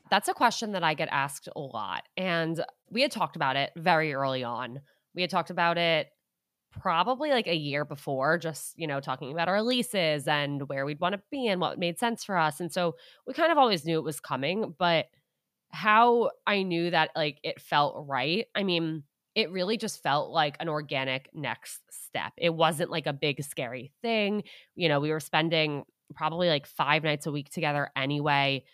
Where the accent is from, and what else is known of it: Westchester County, New York, United States; born or raised there; also born or lived in Syracuse, New York; now in New York City, United States